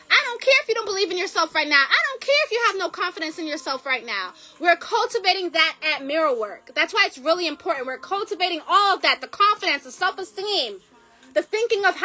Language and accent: English; Jamaica; I'm Jamaican